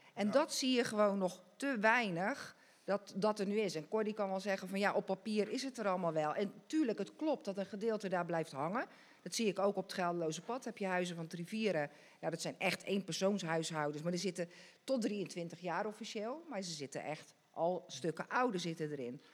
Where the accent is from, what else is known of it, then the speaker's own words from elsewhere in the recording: Dordrecht, South Holland, Netherlands; ik ken mijn jeugd hier in Dort echt als eh, ja, hartstikke leuk